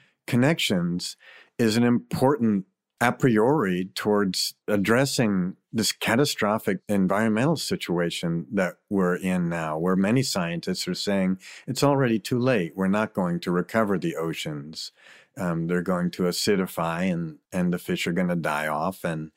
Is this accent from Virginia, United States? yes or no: yes; Virginia, United States; You know, I grew up in Virginia with just a single mother who was a school teacher and working all the time.